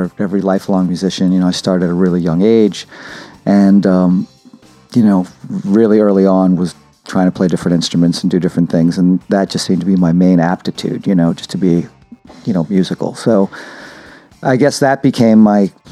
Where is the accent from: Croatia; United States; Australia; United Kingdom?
United States; Brockton, Massachusetts; I'm from Brockton, from Massachusetts.